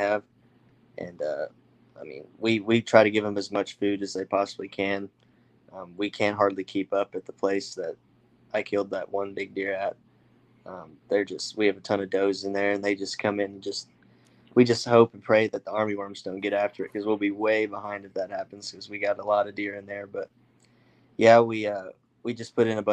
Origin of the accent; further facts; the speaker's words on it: Morrison, Oklahoma, United States; Morrison, Oklahoma. It's right there by Stillwater